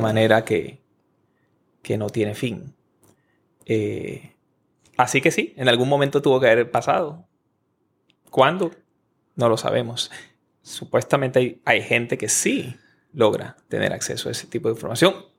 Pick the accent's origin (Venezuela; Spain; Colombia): Venezuela; Maracay, Aragua; moved away as an adult; also born or lived in Caracas; yo me fui a estudiar en la universidad en otra ciudad diferente de mi ciudad natal. En, yo estoy en Caracas, nací en Maracay, Venezuela